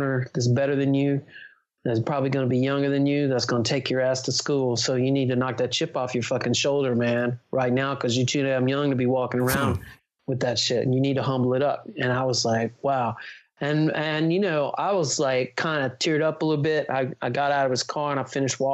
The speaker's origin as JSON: {"language": "English", "town": "Memphis", "region": "Tennessee", "country": "United States", "also_born_or_lived": "San Diego", "said": "I was from Memphis"}